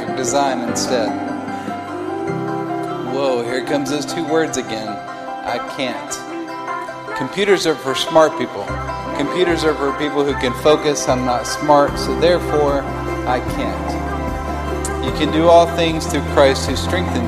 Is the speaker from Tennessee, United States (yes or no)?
yes; Hendersonville, Tennessee, United States; born or raised there; also born or lived in Nashville, Tennessee